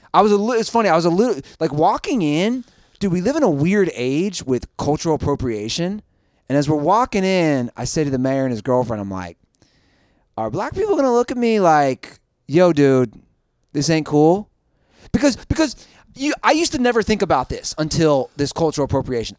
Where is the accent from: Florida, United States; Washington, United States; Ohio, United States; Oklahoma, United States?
Ohio, United States; Cincinnati; my hometown